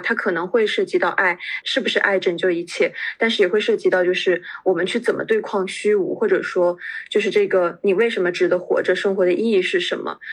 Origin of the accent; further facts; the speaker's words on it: China; 我们中国人